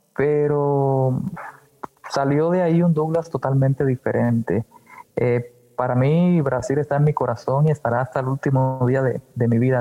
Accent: Cuba; moved away as an adult; also born or lived in Havana, Cuba / Brazil; now in Mexico; de nacimiento en Cuba nací en La Habana, pero desde muy pequeño siempre, eh, me fui a vivir con mi familia a un pueblo y era un pueblo de campo

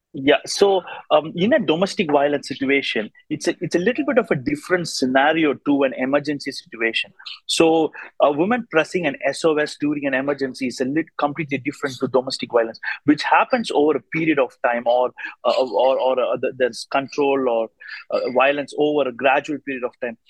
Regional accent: India; now in Australia; I come from India but now live in Australia

